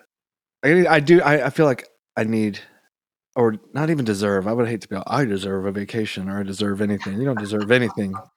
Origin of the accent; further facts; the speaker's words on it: Georgia, United States; moved away; also born or lived in San Antonio / California; I grew up in Georgia